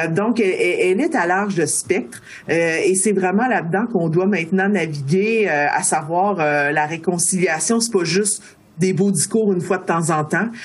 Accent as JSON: {"language": "French", "town": "Baie-Comeau", "region": "Quebec", "country": "Canada", "tie": "born or raised there", "also_born_or_lived": "Pessamit / Wendake", "moved": "yes", "said": "moi je suis née euh, à Bécomo, euh, j'ai grandi à Bécomo en partie"}